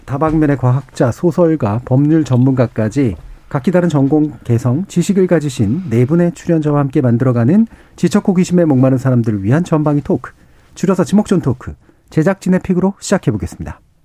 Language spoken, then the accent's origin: Korean; Seoul, South Korea; 전 어렸을 때부터 서울에 살았습니다만